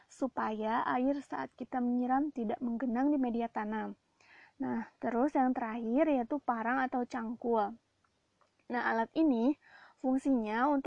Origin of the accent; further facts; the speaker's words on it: West Bandung, West Java, Indonesia; kalau di daerahku Bandung Barat dan sekitarnya biasanya disebut cengek.